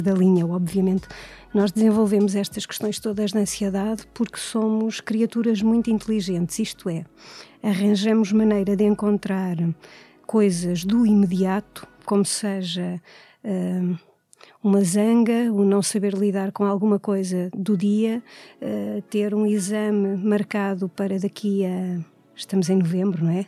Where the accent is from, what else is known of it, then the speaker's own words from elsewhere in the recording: Coimbra, Centro, Portugal; nasci e tenho vivido sempre em Coimbra